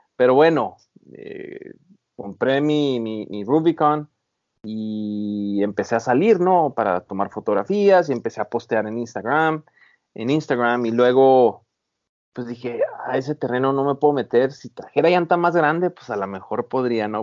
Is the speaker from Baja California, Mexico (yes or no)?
yes; Baja California, Mexico; moved away as an adult; now in San Diego, United States; yo soy originario de Baja California